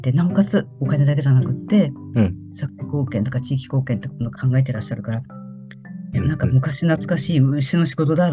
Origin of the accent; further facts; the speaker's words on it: Sapporo, Hokkaido, Japan; 私のあのもう父はもう亡くなってるんですけど、私は札幌出身です。